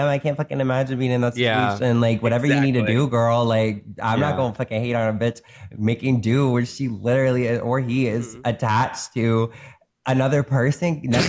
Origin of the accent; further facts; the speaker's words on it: North Carolina, United States; I'm from North Carolina, bitch. I'm from the South. My family is Southern. I'm Southern as fuck. I just don't have the accent fully, but my family is.